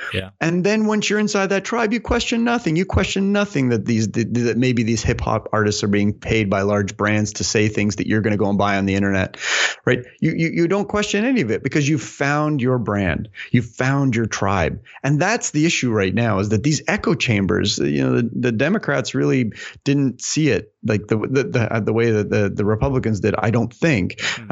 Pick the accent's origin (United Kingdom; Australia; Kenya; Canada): Canada; now in United States; being a Canadian here